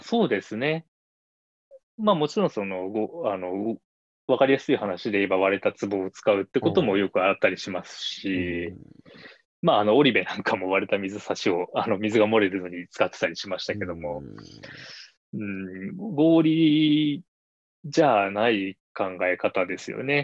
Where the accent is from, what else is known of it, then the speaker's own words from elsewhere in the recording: Shizuoka, Japan; moved away as an adult; also born or lived in Tokyo; 僕は静岡県で生まれて、うんまあ、あの富士山が見える町で育った